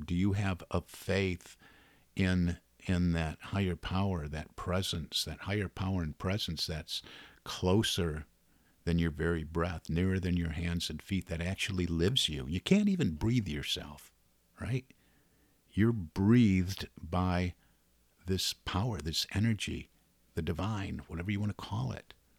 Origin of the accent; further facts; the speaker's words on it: Detroit, Michigan, United States; I'm from the Detroit area